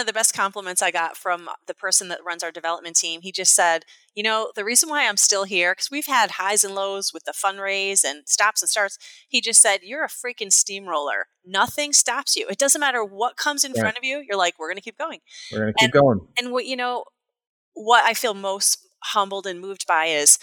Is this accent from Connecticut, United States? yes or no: yes; Naugatuck, Connecticut, United States; also born or lived in Tolland, Connecticut; I was born in a blue-collar town in Connecticut called Naugatuck, Connecticut